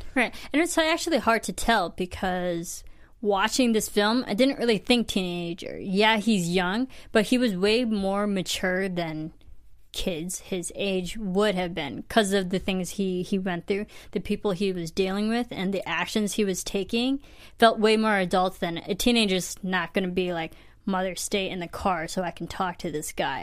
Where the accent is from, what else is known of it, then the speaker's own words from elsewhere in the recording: Midwest, United States; I come from the Midwest